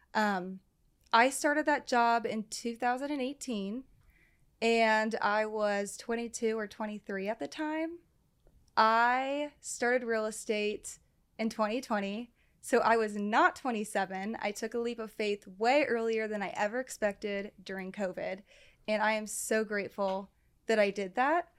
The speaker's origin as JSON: {"language": "English", "town": "Cincinnati", "region": "Ohio", "country": "United States", "tie": "born or raised there", "said": "born and raised Cincinnati, and right here. I never left. Uh, grew up in Westchester"}